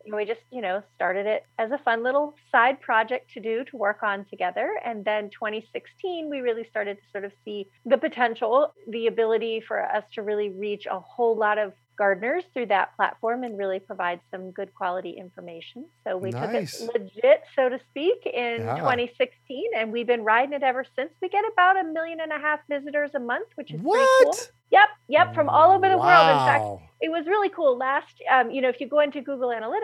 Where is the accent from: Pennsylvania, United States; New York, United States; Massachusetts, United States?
Pennsylvania, United States; Pittsburgh; I'm from Pittsburgh, Pennsylvania